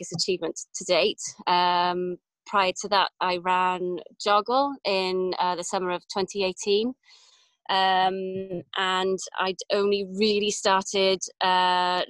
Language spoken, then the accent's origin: English; Cardiff, Wales, United Kingdom; also born or lived in Pontypridd / London / New Zealand; now in Llansadwrn, United Kingdom; I was born in Pontypridd, but grew up in on the outskirts of Cardiff in Rada, up to the age of 19.